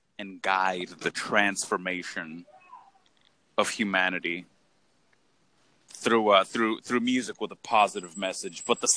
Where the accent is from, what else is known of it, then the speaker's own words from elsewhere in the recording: Hollister, California, United States; I was born in Hollister, California, which is a tremendously small town in Northern California. Had a pretty basic life